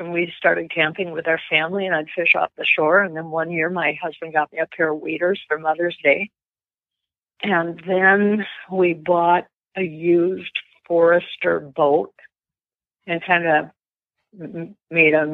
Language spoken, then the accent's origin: English; Menominee, Michigan, United States; now in Minnesota, United States; Menominee, Michigan, the Upper Peninsula, and that's where my fishing started. When I was 6 years old